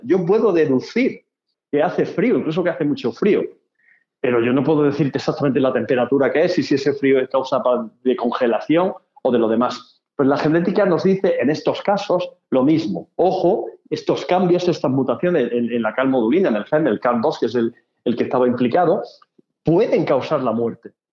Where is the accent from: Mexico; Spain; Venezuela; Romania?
Spain